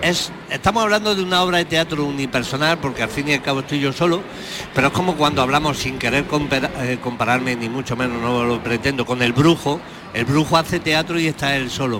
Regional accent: Jaén, Andalusia, Spain; cada vez defiendo más a mi tierra, tengo más pasión por ella

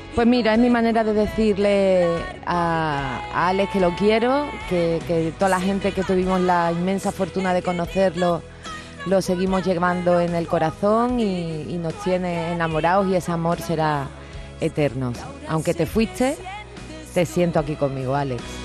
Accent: Cádiz, Andalusia, Spain; moved away; volver a mi tierra, ver a mis vecinos

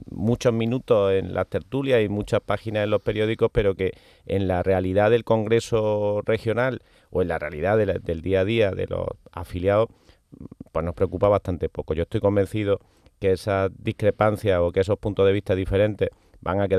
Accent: Andalusia, Spain; nos sentimos muy cómodos siendo muy andaluces, tanto como españoles, ¿no? Y eso yo creo que es compartido por la inmensa mayoría de, quienes vivimos en esta tierra.

